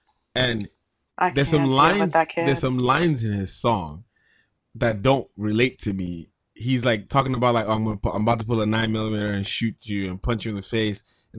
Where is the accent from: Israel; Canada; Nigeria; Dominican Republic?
Nigeria; growing up in Nigeria